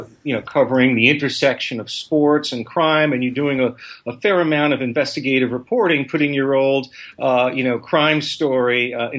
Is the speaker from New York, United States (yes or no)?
yes; New York, United States; moved away as an adult; now in Broward County, Florida, United States; today from my law office in Broward County on Broward Boulevard. So, you know, Norm, I'm a New York native who moved to Florida 15 years ago